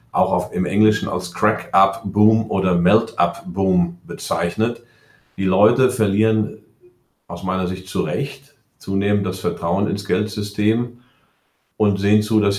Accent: United States; Also ich bin ja Amerikaner, ich muss das hier mal sagen. Bin ja damals ausgewandert, habe die Deutsche behalten, also habe mich einbürgern lassen, bin dann irgendwann doch vor 20 Jahren zurückgekommen.

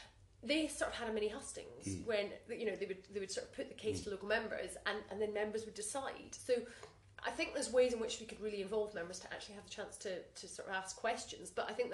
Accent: Scotland, United Kingdom; I'm Scottish, I'm British, and I'm European.

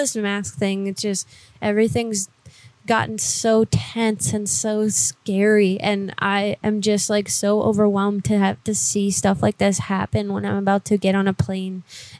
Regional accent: Oregon, United States; now in New York, United States; I'm actually from Oregon, but I'm working in New York right now, and I was working in Miami.

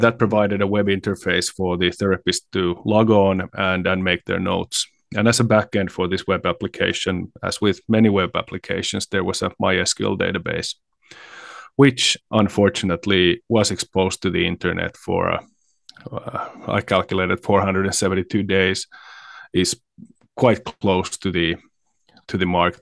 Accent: Finland

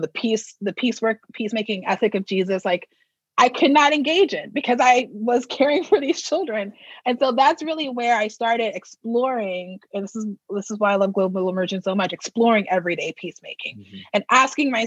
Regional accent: Texas, United States; also born or lived in New Orleans / Boston / Los Angeles; now in Minnesota, United States; I'm from Texas

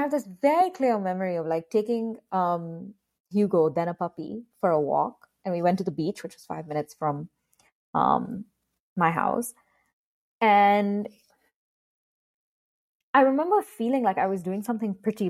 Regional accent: Karachi, Sindh, Pakistan; moved away as an adult; also born or lived in London / United States / England; now in Washington, DC, United States; I grew up in Karachi entirely.

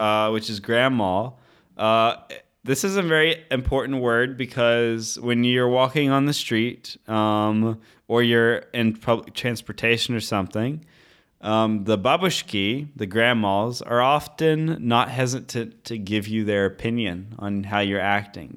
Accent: Southern Missouri, United States; moved away as an adult; also born or lived in St. Petersburg, Russia; now in Hradec Králové, Czech Republic; I grew up in Southern Missouri

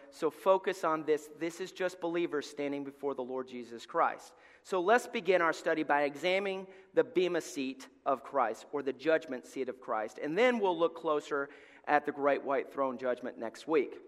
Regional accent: Alabama, United States; moved away; we're from Alabama

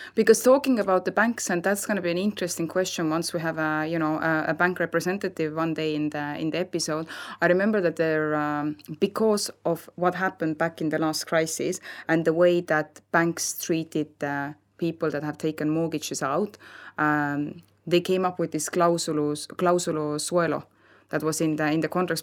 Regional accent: Estonia; now in Spain

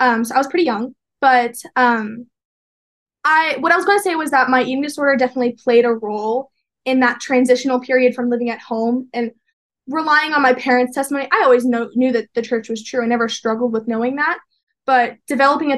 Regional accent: Peoria, Arizona, United States; moved away as an adult; now in Provo, United States; I grew up in Peoria, Arizona

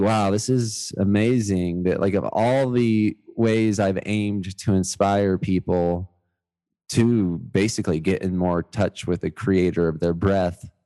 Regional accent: Georgia, United States; also born or lived in Miami, Florida; I was born in Miami, but kindergarten and college I was in Georgia

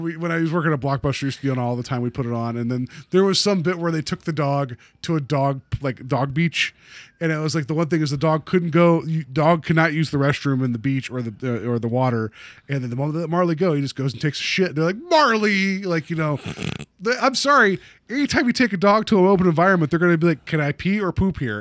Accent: West Virginia, United States; now in Cleveland, United States; we didn't have that type of brown mustard at home where I grew up in West Virginia

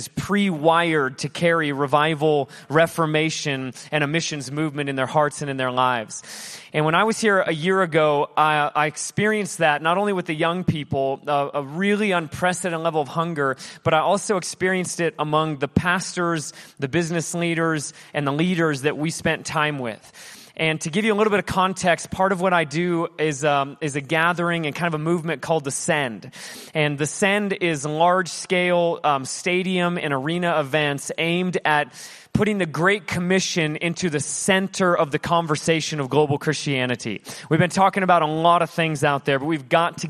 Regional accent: Alaska, United States; now in Hawaii, United States; I do live in Hawaii. I'm originally from Alaska

